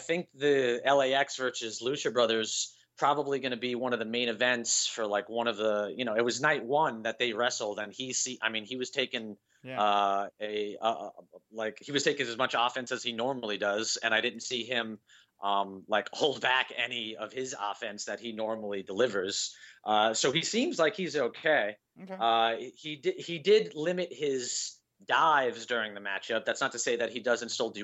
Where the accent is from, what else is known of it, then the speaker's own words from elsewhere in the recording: Las Vegas, Nevada, United States; when you're growing up in Las Vegas